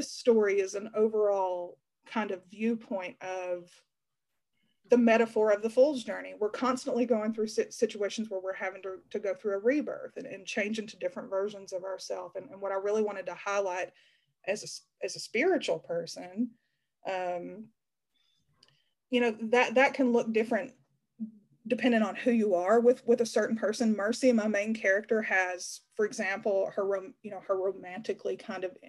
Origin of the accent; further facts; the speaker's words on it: Appalachia, United States; now in Knoxville, United States; the Appalachian town that I come from